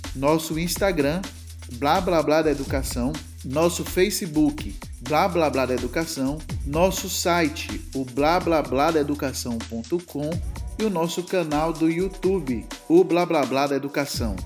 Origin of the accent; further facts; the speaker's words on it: Feira de Santana, Bahia, Brazil; eu sou do sertão, eu sou de Feira de Santana, uma cidade sertaneja